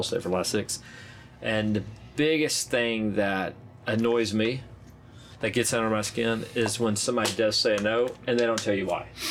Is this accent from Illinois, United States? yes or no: no; Arkansas, United States; I'm from Arkansas